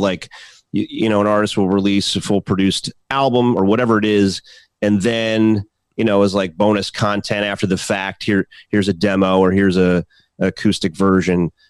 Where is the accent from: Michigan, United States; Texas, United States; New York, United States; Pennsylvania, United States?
Pennsylvania, United States; Philadelphia; the state of Pennsylvania, which my home state